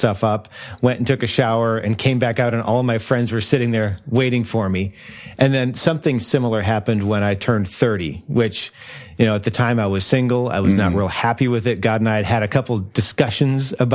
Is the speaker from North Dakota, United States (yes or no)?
yes; North Dakota, United States; growing up in North Dakota